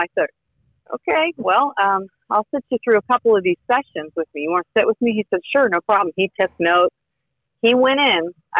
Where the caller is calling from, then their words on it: Indiana, United States; I am Northern Indiana.